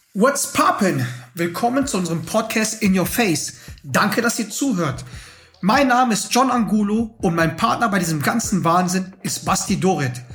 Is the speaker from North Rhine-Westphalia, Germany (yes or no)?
yes; Schwelm, North Rhine-Westphalia, Germany; now in Munich, Germany; ich bin nämlich da in Schwelm aufgewachsen